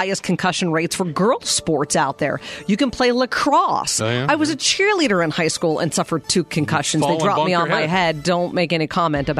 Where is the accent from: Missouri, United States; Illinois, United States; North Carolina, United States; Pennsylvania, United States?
Pennsylvania, United States; Western; I grew up in Western Pennsylvania.